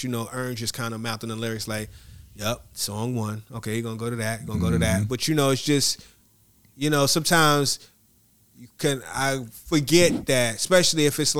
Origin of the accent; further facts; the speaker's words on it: Atlanta, Georgia, United States; You from Budapest. I'm from Atlanta.